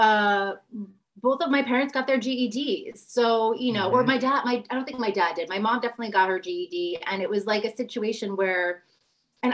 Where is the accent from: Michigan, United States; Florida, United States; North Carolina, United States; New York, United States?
New York, United States; I'm from New York